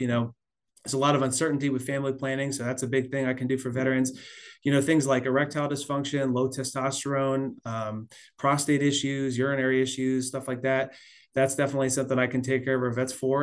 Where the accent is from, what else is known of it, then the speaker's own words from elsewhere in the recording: South Florida, United States; also born or lived in Pennsylvania / Washington / California / Missouri; now in Atlanta, United States; I was born in Pennsylvania, grew up in South Florida